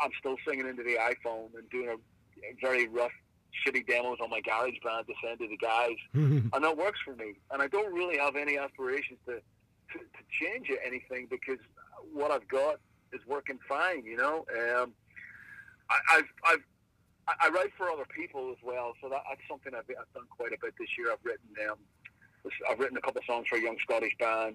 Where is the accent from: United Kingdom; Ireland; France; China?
Ireland; being Irish